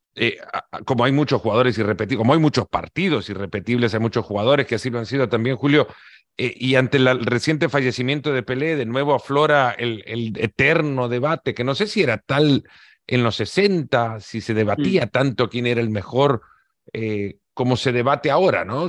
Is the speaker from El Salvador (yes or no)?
yes; El Salvador; Yo siendo salvadoreño